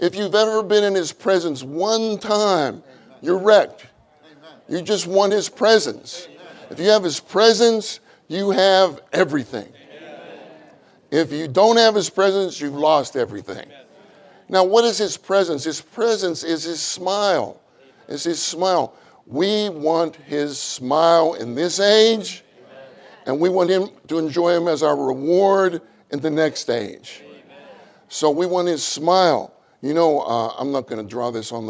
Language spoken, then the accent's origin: English; Pittsburgh, Pennsylvania, United States; moved away as an adult; also born or lived in Kansas / Houston / Dallas / Irving; I grew up in Pittsburgh, Pennsylvania. I grew up there